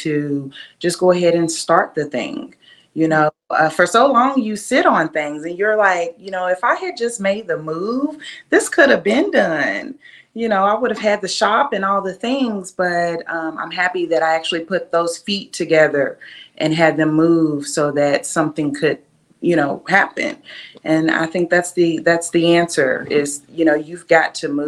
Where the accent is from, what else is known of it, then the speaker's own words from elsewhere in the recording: Lexington, Kentucky, United States; also born or lived in Berkeley, California; I was raised right here in Kentucky, in Lexington